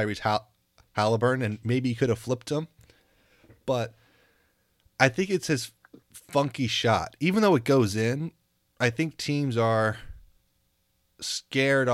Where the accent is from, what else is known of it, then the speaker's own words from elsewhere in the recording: New York, United States; as a New Yorker